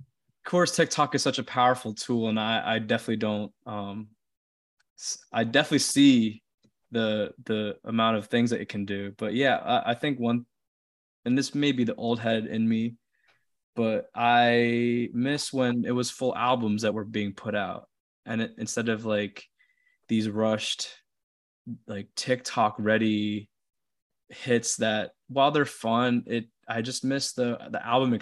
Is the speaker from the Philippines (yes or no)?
yes; Philippines; influenced by me coming to terms with my identity as a Filipino